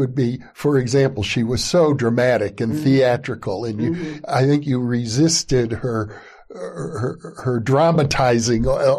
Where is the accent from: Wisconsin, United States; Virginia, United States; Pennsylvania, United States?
Wisconsin, United States; Fond du Lac; Growing up, we grew up in Fond du Lac, Wisconsin, a small town in the Midwest in the 1950s.